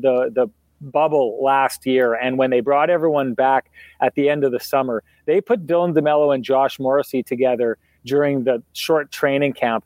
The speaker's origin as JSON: {"language": "English", "town": "Winnipeg", "region": "Manitoba", "country": "Canada", "said": "I was from Winnipeg"}